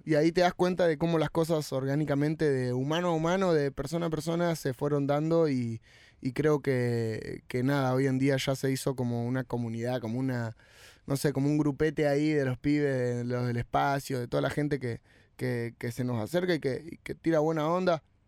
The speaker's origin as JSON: {"language": "Spanish", "country": "Argentina"}